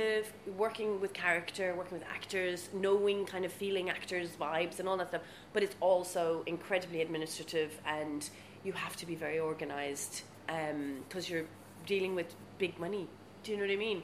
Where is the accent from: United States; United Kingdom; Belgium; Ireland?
Ireland; Maynooth, Leinster; also born or lived in South Africa; I grew up in Maynooth and South Africa, and when I was in South Africa, I was very much involved in drama through school, and then came back to university in Ireland